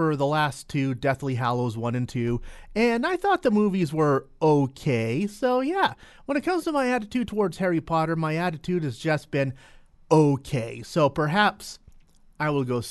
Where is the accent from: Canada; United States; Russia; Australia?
Canada; Entwistle, Alberta; my hometown of Entwistle, Alberta.